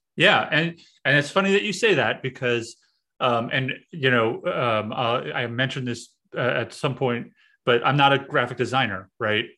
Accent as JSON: {"language": "English", "town": "New York City", "region": "New York", "country": "United States", "also_born_or_lived": "central Pennsylvania", "moved": "as an adult", "said": "I'm from New York City"}